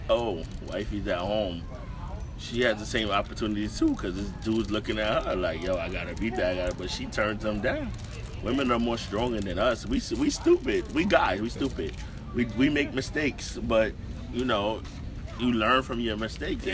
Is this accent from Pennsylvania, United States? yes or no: no; New York City, New York, United States; I came from Bed Stuy